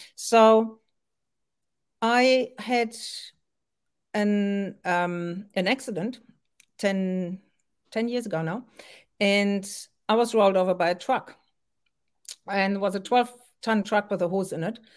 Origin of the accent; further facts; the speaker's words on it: France; also born or lived in Germany; now in Auckland, New Zealand; I was born in Germany and grew up in France